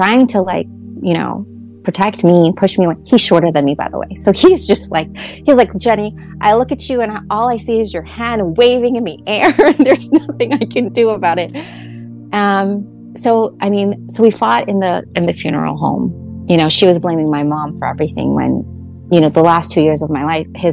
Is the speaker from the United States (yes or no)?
yes; United States; the same complex that we grew up in Highland Park